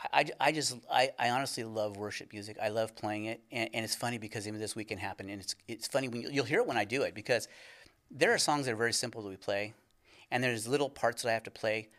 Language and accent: English; California, United States; moved away; we're originally from California.